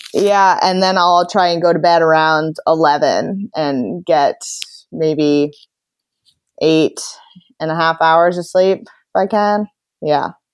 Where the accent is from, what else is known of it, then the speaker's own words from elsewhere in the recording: Sea Cliff, New York, United States; moved away as an adult; now in Boston, United States; I'm from Seacliff, New York, which is out in Long Island, but I currently live in Boston, Massachusetts